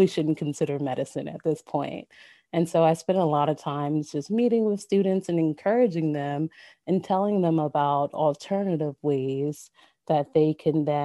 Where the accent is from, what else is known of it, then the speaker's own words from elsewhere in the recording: Ewing, New Jersey, United States; I was born and raised in Ewing, New Jersey, which is about 5 to 10 minutes outside of Trenton, New Jersey.